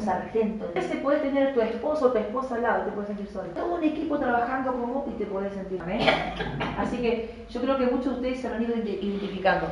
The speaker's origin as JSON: {"language": "Spanish", "area": "Campo Viera / Campo Grande", "region": "Misiones", "country": "Argentina", "tie": "born or raised there", "said": "Yo nací en Misiones, en, Campo Viera, Campo Grande"}